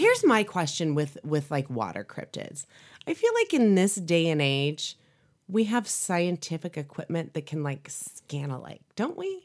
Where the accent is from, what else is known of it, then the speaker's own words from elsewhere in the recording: Chicago, Illinois, United States; I grew up in the Chicagoland area